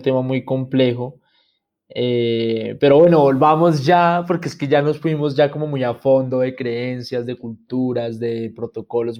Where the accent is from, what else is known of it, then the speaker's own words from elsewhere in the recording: Bogotá, Colombia; yo vivo en Bogotá, soy de Bogotá